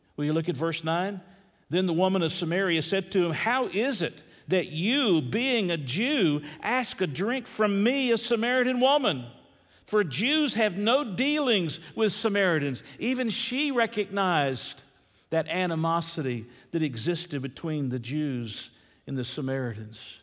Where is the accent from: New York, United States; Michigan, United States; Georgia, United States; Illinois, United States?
Georgia, United States; Atlanta; I'm a city boy. I grew up in Atlanta, Georgia.